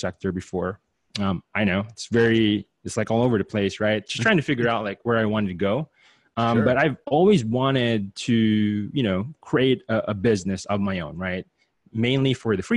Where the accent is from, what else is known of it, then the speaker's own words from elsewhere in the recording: Philippines; moved away as an adult; now in United States; I'm an immigrant from the Philippines, half Chinese, half Filipino. Came here, right before I turned 21